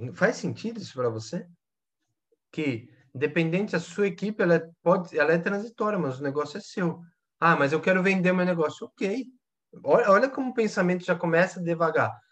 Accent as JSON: {"language": "Portuguese", "country": "Brazil", "said": "Nós brasileiros, né? Que eu também sou brasileiro"}